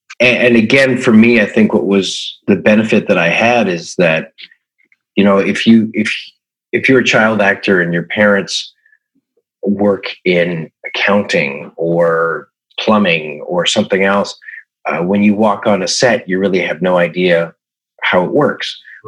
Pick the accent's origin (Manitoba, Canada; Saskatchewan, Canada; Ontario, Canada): Ontario, Canada; Toronto; also born or lived in Yukon / Stratford, Ontario / Long Island, United States; I grew up in Toronto, Canada. We traveled a lot. My mother's an actress. So I went to 8 different schools before junior high. And so it was Toronto. It was the Yukon. It was Stratford, Ontario. It was Long Island, New York.